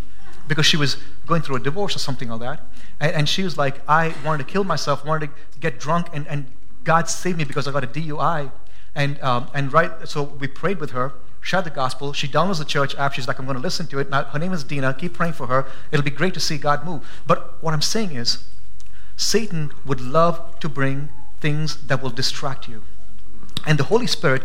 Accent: India; now in Boise, United States; I'm an Indian, forgive me. No, I'm an American now

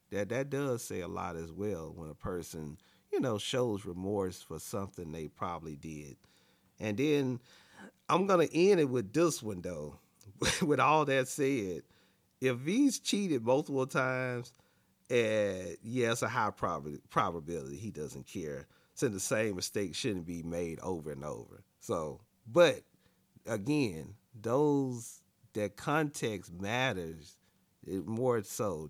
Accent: Alabama, United States; moved away; also born or lived in Dallas, Texas; I'm from Alabama, born and raised in Alabama

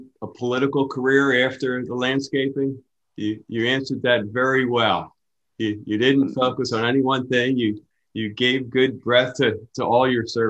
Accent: Pennsylvania, United States; moved away; You can tell I'm from Pennsylvania, right?

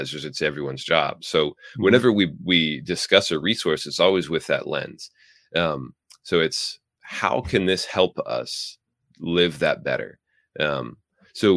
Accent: Midwest, United States; accent: Midwestern; moved away; I was originally from the Midwest. So my guess is I have like a Midwestern pronunciation

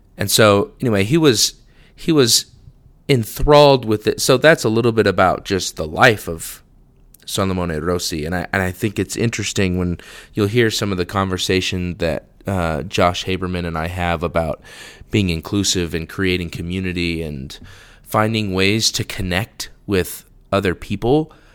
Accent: the West, United States; I'm from the West.

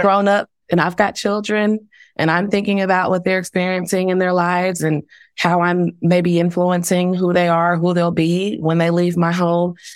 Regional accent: Dallas, Texas, United States; now in Tulsa, United States; I was born and raised ten minutes, you know, north of downtown Dallas

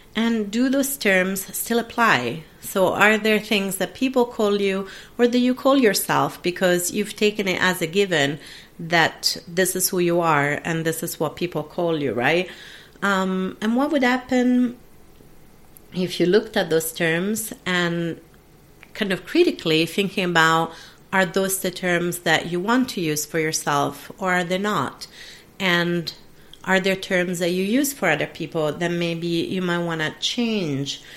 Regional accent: Italy; first language Italian; English is a second language; moved away as an adult; I was brought up in an Italian speaking dominant country

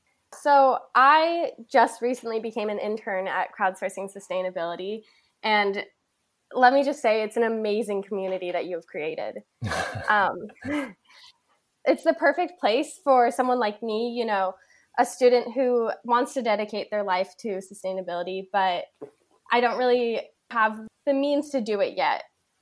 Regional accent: Bay Area, California, United States; I grew up in a very, very nature-focused area. I grew up in the Bay Area right next to Muir Woods National Forest.

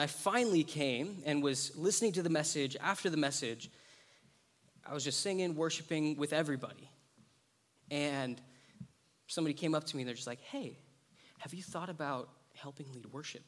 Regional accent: Lompoc, California, United States; I'm from Lompoc.

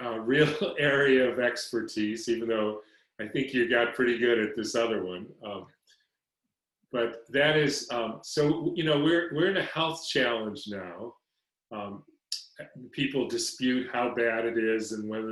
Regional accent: Detroit, Michigan, United States; growing up in Detroit

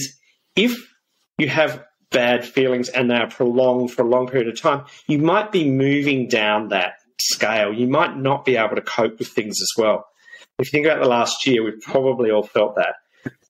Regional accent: South Australia, Australia; Growing up in South Australia on a farm

